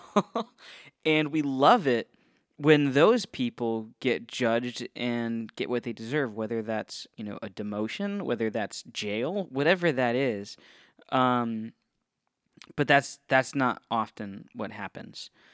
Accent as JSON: {"language": "English", "region": "Northeast Ohio", "country": "United States", "tie": "born or raised there", "moved": "yes", "lives_now": "Florida, United States", "said": "I grew up in Ohio, um, Northeast Ohio represent"}